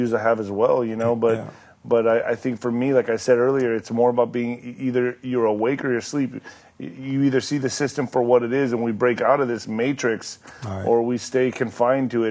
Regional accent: El Paso, Texas, United States; I was raised in El Paso, right, in Ciudad Juarez, on the border

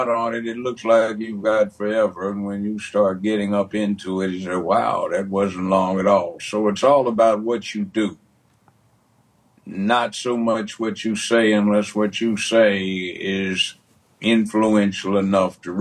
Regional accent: Los Angeles, California, United States; born or raised there; moved away as an adult; also born or lived in Washington, D.C.; now in Memphis, United States

